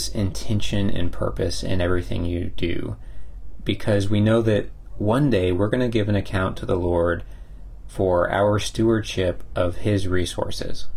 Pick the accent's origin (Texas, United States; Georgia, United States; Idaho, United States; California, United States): Texas, United States; we're from Texas